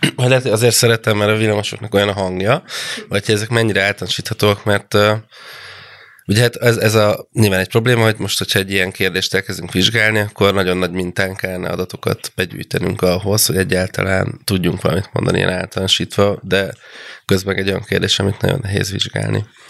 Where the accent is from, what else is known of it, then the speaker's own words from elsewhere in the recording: provincial Hungary, Hungary; moved away; gyerekkoromban, vidéken, ahol felnőttem